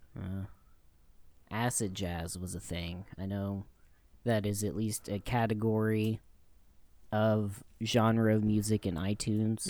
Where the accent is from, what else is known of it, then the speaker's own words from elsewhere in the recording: Louisiana, United States; moved away; when I was growing up in Louisiana